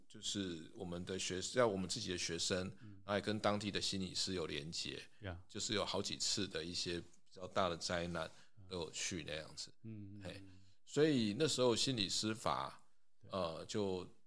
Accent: Taipei, Taiwan; moved away as an adult; also born or lived in United States / Hualien; 从小在台北长大没有碰过。

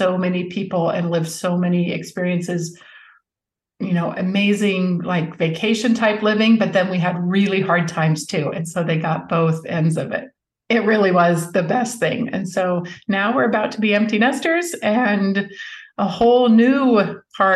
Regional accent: Alaska, United States; also born or lived in Utah / California; now in Dallas, United States; I'm from Alaska, but we raised our children mainly in Utah and California

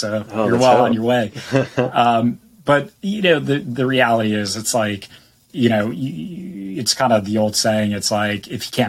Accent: East Coast, United States; now in San Diego, United States; I was born and raised on the East Coast and moved out to San Diego.

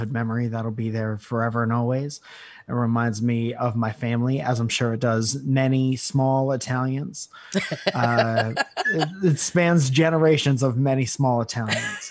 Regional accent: Connecticut, United States; moved away; my hometown in Connecticut

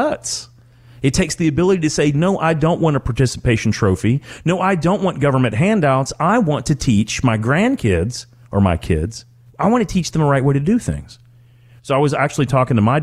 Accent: Calhoun, Kentucky, United States; I grew up outside of Owensboro, Kentucky. As a matter of fact, the actual county was McLean County, Calhoun, Kentucky

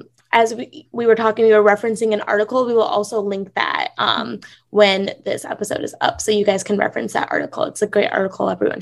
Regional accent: North India, India; even though Divya and I are both Indian, we're like, she's South Indian, I'm North Indian, and it's so different.

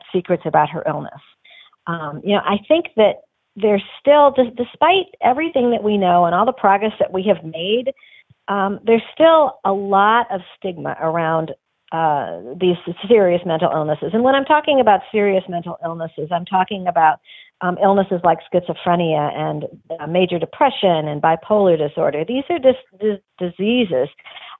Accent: Detroit, Michigan, United States; I grew up in Detroit

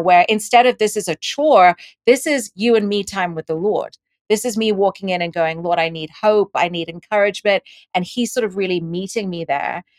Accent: Dubai, United Arab Emirates; moved away; also born or lived in India; I was born in India and I grew up in Dubai and I went to an English school, which is why I have this accent

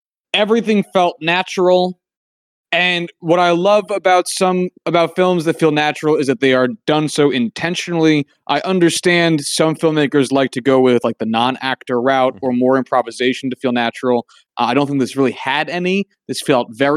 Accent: United States; as an American

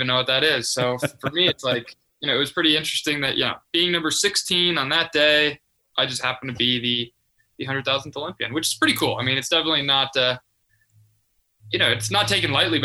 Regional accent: Chicagoland area, northwest suburbs of Chicago, Illinois, United States; I'm from the Chicagoland area, the northwest suburbs of Chicago, about a 40-minute drive outside of there.

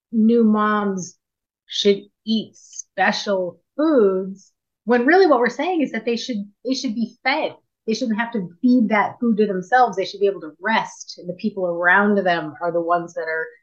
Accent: Buffalo, New York, United States; also born or lived in Fort Erie, Ontario / Six Nations, Ontario / Tyendinaga; now in Burlington, Canada; I was born and raised in Buffalo, lived in Fort Erie, lived at Six Nations for 20 years

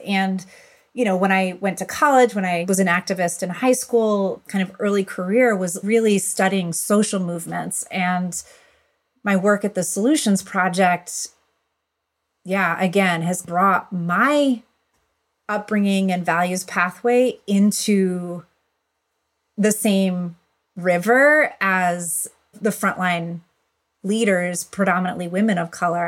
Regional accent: Buffalo, New York, United States; in my community growing up in Buffalo, New York

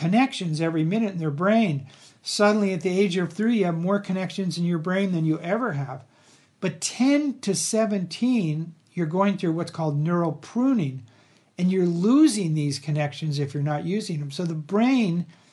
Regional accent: Los Angeles, California, United States; I grew up in Los Angeles

